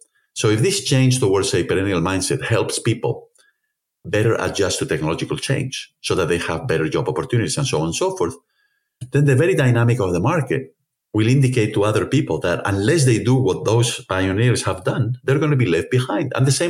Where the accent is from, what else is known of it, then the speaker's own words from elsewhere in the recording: Spain; as we say in Spain, you know, I'm from Spain, as you know